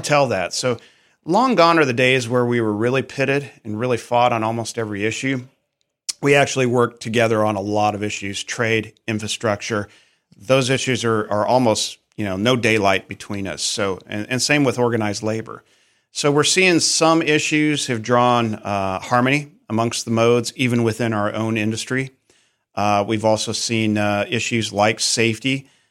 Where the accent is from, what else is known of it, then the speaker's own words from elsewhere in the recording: Auburn, Nebraska, United States; I, I was born and raised in Nebraska, town of 1500